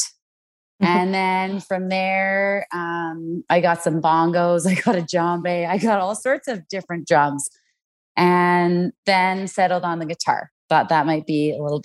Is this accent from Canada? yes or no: yes; Vancouver, British Columbia, Canada; moved away as an adult; now in Cranbrook, Canada; I grew up in Vancouver, BC